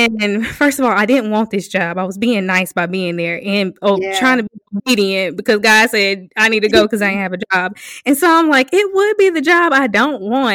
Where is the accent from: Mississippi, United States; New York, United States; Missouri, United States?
Mississippi, United States; South; moved away; also born or lived in Hattiesburg, Mississippi; I'm from South Mississippi